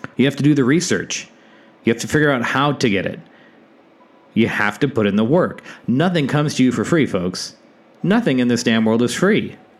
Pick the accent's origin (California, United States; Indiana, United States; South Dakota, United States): South Dakota, United States; moved away as an adult; my home state of South Dakota